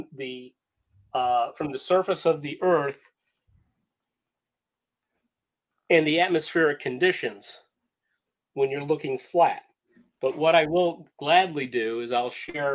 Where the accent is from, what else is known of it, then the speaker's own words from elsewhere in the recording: Cleveland, Ohio, United States; I'm from Cleveland, Ohio